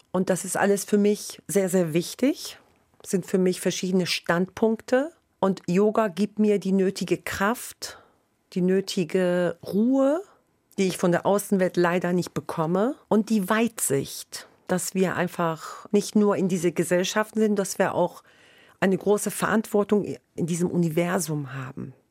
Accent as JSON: {"language": "German", "town": "Hanover", "region": "Lower Saxony", "country": "Germany", "moved": "as an adult", "lives_now": "Bremen, Germany", "said": "Ich komme ja ursprünglich aus Hannover und seit 2005 wohne ich in Bremen."}